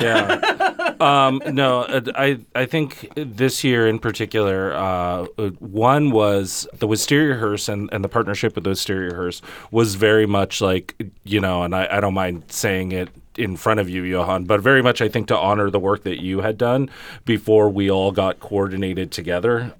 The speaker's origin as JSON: {"language": "English", "area": "Los Angeles County", "region": "California", "country": "United States", "moved": "yes", "lives_now": "Holyoke, United States", "said": "coming from a Chicano perspective, um, and a very West Coast Chicano perspective, very L A County"}